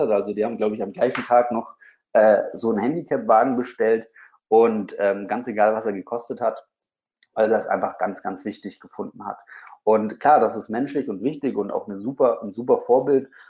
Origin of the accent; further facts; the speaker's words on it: Bamberg, Bavaria, Germany; Ich habe damals ein Online-Magazin gehabt, ähm, was für meine Heimatstadt war.